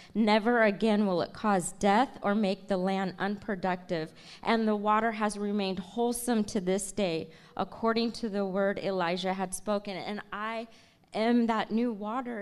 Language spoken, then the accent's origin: English; Tacoma, Washington, United States; I'm here from Tacoma, Washington, born and raised.